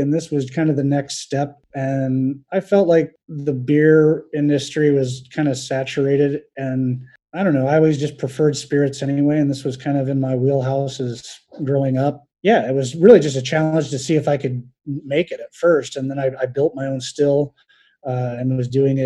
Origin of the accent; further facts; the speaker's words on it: Albion, Indiana, United States; I'm from Northeast Indiana, town of Albion. I grew up there